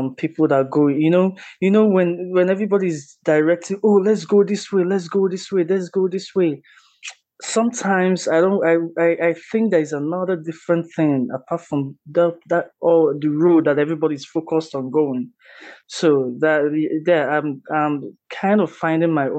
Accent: Anambra, Nigeria; moved away as an adult; now in United States; I'm from Nigeria. I'm from Anambra State.

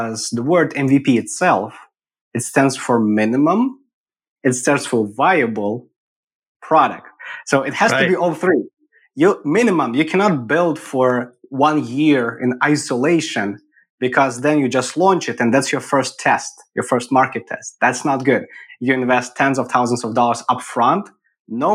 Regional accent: Eastern Ukraine, Ukraine; moved away as an adult; also born or lived in Kyiv, Ukraine; now in Austin, United States; Born and raised in Ukraine, in the eastern part of it

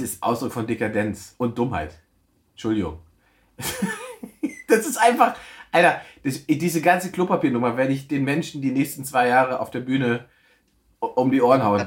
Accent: East Germany, Germany; ich bin Ossi

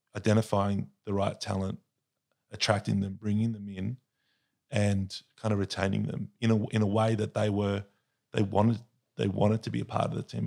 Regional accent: Sydney, New South Wales, Australia; I was born and raised in Sydney

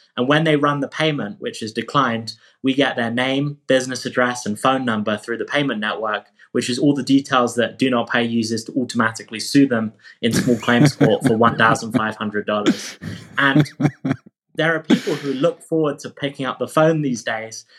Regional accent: England, United Kingdom; moved away as an adult; now in California, United States; I moved from England to study at Stanford in California

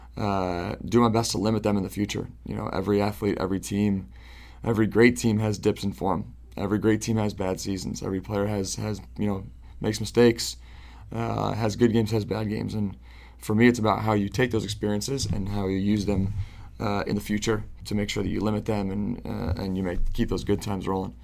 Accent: Syracuse, New York, United States; I was born and raised in Syracuse, New York

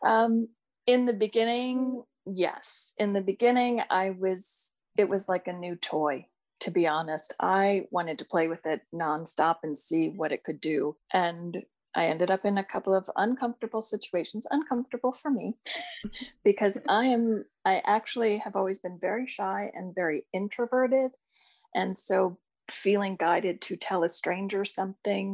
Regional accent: Ohio, United States; I grew up in Ohio

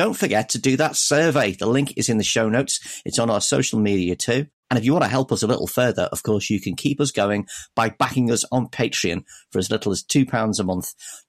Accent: Maghull, North West England, United Kingdom; I'm from McGull near Liverpool.

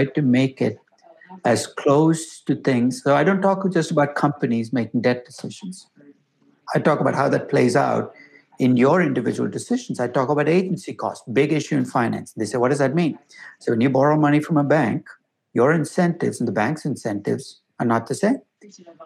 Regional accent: Chennai, Tamil Nadu, India; moved away; also born or lived in Bangalore; I grew up in Chennai.

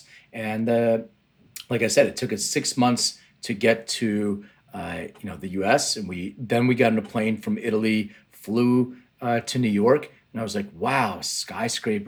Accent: Lithuania; now in United States; I was born in Lithuania, which is, right now it's a Baltic country in the Eastern Europe, but it used to be under Soviet Union control. And in 1979, we left to immigrate

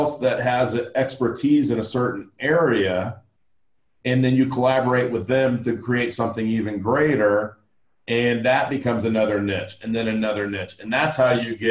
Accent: Los Angeles, California, United States; growing up in Los Angeles

